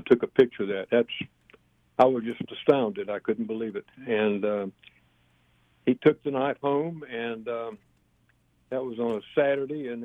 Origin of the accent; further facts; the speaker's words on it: Vero Beach, Florida, United States; growing up in Vero Beach, Florida